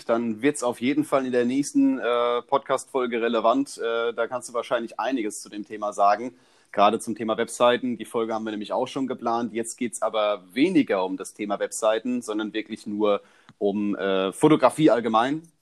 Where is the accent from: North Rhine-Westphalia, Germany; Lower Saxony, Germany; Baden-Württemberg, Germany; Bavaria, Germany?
Bavaria, Germany; Augsburg; Ich komme aus Augsburg